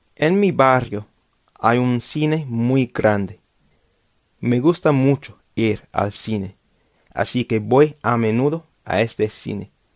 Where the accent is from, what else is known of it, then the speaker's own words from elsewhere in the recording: London, United Kingdom; Spanish is a second language; Yo vivo en Londres y vivo en Londres desde mi nacimiento, since birth